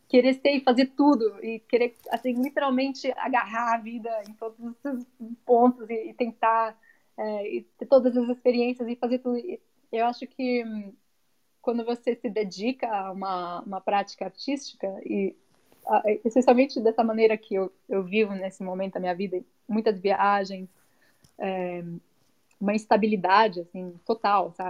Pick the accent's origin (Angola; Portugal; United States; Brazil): United States; born there; eu nasci aqui, {S1} né, nos Estados Unidos, porque eles vieram uma bolsa da, da USP estudar aqui por um tempo e eu fui um acidente.